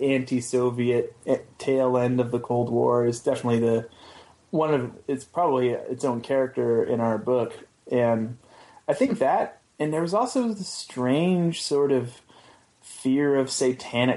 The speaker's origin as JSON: {"language": "English", "region": "southern Oregon coast", "country": "United States", "tie": "born or raised there", "said": "I grew up in a logging town on the southern Oregon coast called Goose Bay."}